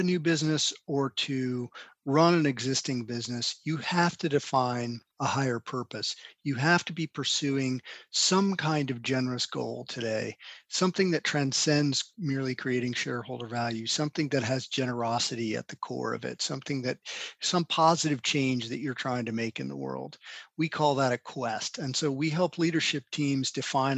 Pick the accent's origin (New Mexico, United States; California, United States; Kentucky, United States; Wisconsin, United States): New Mexico, United States; Albuquerque; also born or lived in Carrollton, Georgia; I grew up in Albuquerque, New Mexico, primarily. I was born in Carrollton, Georgia, and my dad was an academic, and we moved around quite a bit while he was still in school